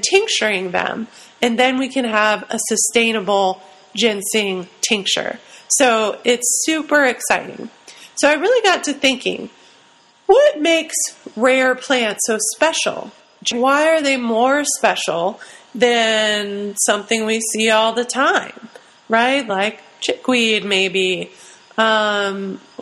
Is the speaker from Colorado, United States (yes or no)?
no; Ohio, United States; moved away; I'm from Ohio originally